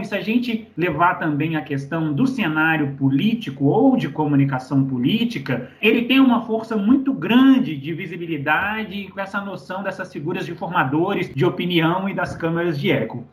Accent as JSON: {"language": "Portuguese", "town": "Belo Horizonte", "region": "Minas Gerais", "country": "Brazil", "said": "mineiro de BH"}